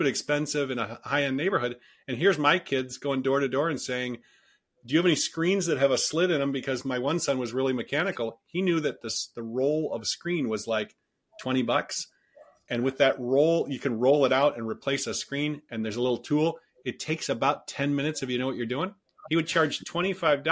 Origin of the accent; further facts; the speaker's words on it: Detroit, Michigan, United States; now in Silicon Valley, United States; I grew up in Detroit